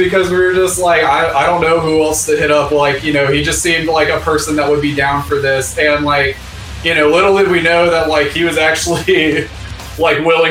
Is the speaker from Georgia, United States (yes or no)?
yes; Hiram, Georgia, United States; I went back to my hometown in Hiram, Georgia